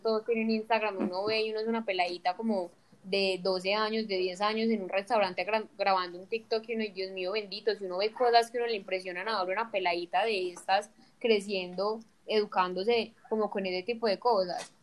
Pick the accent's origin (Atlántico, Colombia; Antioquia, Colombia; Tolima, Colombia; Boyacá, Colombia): Antioquia, Colombia; somos nosotros los paisas